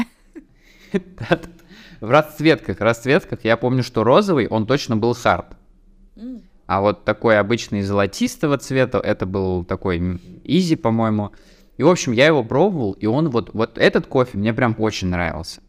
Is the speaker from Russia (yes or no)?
yes; Tatarstan, Russia; я же из Татарстана